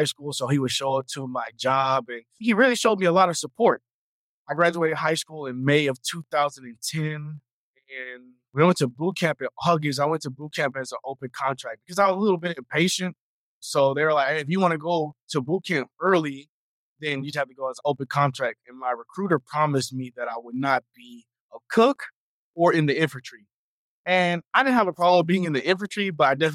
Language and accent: English; Houston, Texas, United States; I am a Houston, Texas native, so born and raised in Houston